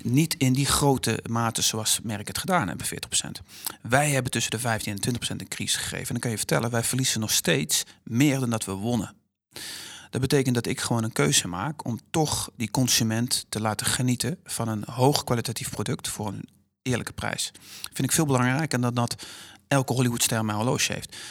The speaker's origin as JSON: {"language": "Dutch", "country": "Netherlands"}